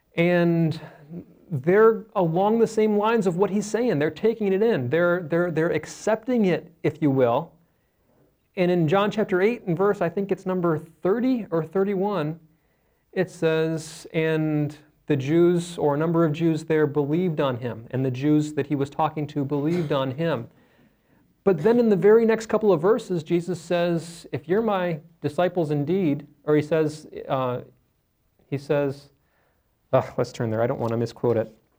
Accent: Cleveland, Ohio, United States; I was born in April. Rushed to Rainbow Babies and Children's Hospital, that's in Cleveland

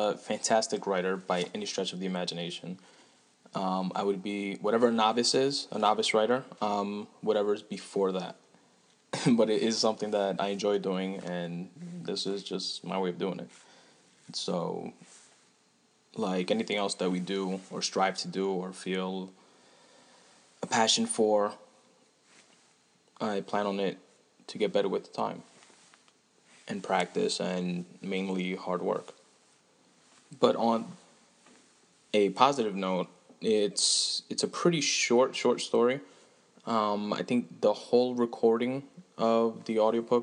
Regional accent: New York City, New York, United States; I'm from New York City, that being, well, I'm from Queens

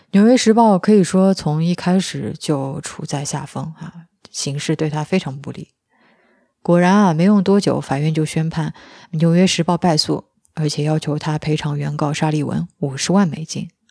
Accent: China; 我们中国人

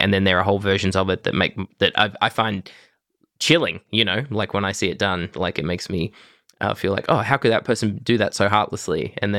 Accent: Broken Hill, New South Wales, Australia; this used to be a feature of my everyday life as a teen growing up in Broken Hill.

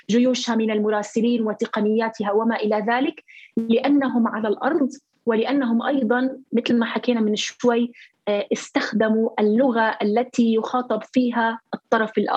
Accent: Palestine; هذا النوع من الرسائل هي اللي نحن كفلسطينيين بحاجه لها

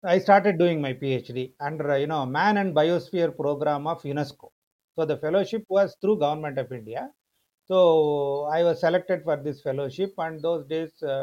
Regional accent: Chennai, Tamil Nadu, India; మద్రాసులో పుట్టి పెరిగినా కూడా మా ఫాదర్ది నర్సింగాపురం అని చంద్రగిరి దగ్గర ఒక విలేజ్ మదర్ది పుంగనూరు మదనపల్లి దగ్గర

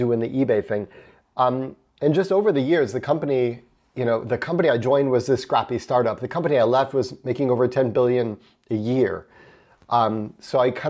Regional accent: United States; accent: American; I'm American

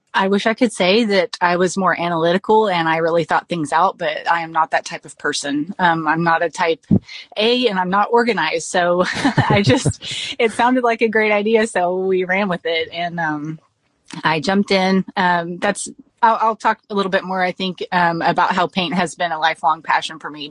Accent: South Texas, United States; we we are South Texan, so we say melange

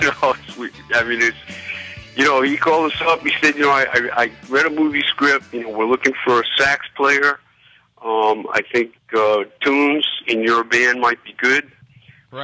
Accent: Rhode Island, United States; we're from Rhode Island

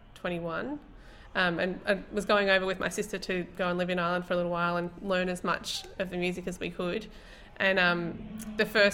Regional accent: Traralgon, Victoria, Australia; also born or lived in Melbourne; I grew up in Traralgon

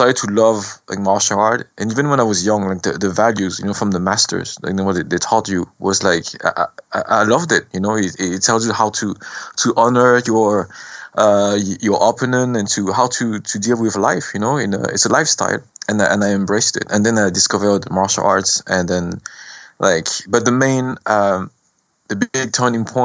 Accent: France; we went to France because of the war, and I was born in France.

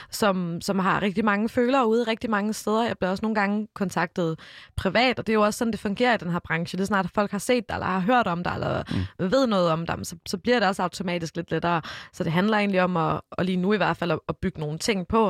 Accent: Odense, Southern Denmark, Denmark; jeg er jo både lavet og født og opvokset i Odense

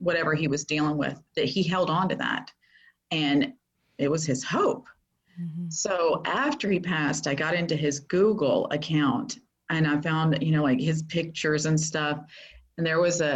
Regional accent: Florida, United States; moved away as an adult; also born or lived in Texas; I moved back to my hometown that I was never going to move back to, but I'm back here

